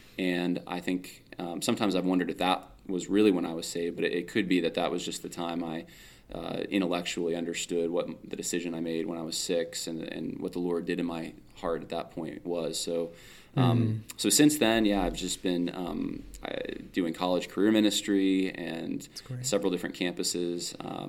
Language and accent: English; California, United States; now in New York, United States; My dad took a church out in New York. We're originally from California, actually. So we're a little more, it's a culture difference